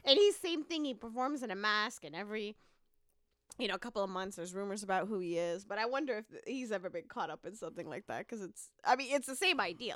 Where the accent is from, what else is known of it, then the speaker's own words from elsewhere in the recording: Dar es Salaam, Tanzania; also born or lived in Canada; now in Columbia, United States; I'm originally from Tanzania, Dar-, Dar es Salaam, Tanzania, which is, um, where I was born